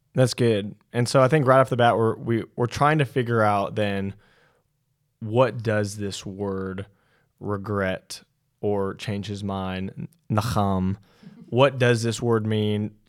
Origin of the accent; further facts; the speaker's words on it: California, United States; growing up in California